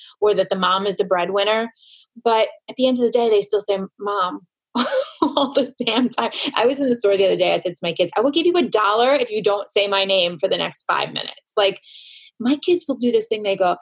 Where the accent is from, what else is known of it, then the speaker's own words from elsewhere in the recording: New York, United States; I'm a New Yorker